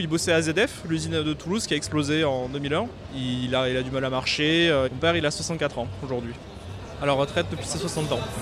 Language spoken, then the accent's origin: French; United States; French is a second language; now in France; je viens des États-Unis